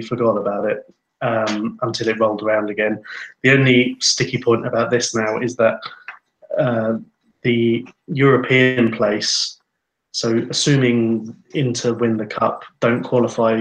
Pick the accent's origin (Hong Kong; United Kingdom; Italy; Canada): United Kingdom; England; now in Finland; me being an Englishman who remembers the cup finals of the 80s and 90s over here